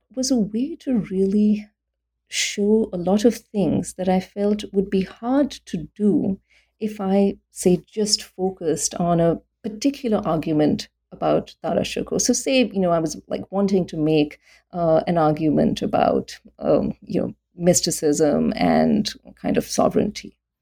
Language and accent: English; India; also born or lived in Delhi; when I was growing up in India